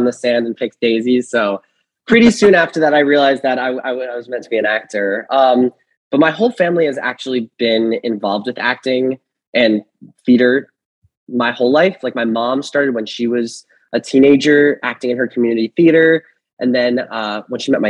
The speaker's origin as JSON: {"language": "English", "town": "Fair Lawn", "region": "New Jersey", "country": "United States", "tie": "born or raised there", "said": "I grew up in Fairlawn, New Jersey, which is like 20 minutes outside of Manhattan"}